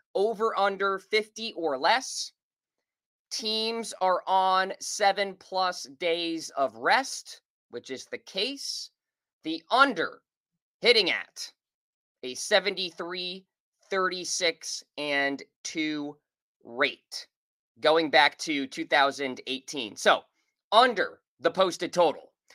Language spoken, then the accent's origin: English; Nashua, New Hampshire, United States; moved away; I am doing the show this week and next week from Nashua, New Hampshire, my hometown.